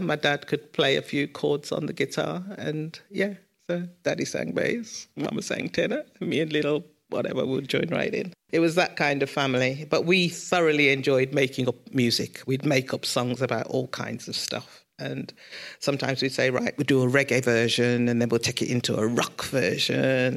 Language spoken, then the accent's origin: English; Birmingham, West Midlands, United Kingdom; I was born in Sorrento in Mosley, but we grew up in King's Heath.